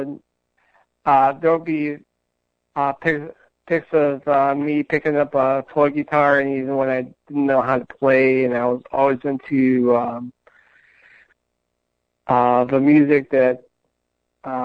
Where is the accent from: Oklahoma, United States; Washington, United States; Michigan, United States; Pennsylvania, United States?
Michigan, United States; Detroit; I'm from Detroit, Michigan.